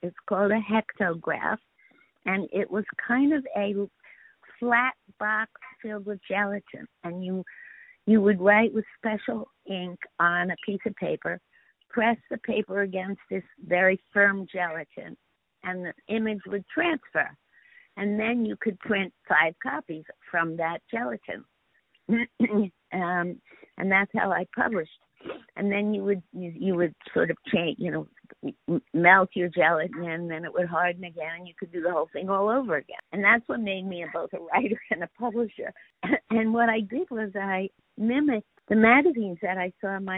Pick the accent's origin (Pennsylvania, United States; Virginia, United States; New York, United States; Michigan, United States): New York, United States; New York City; also born or lived in Bronx, New York; I was born in New York City. And my parents moved from the Bronx to Queens when I was one year old, and we lived next door to my mother's sister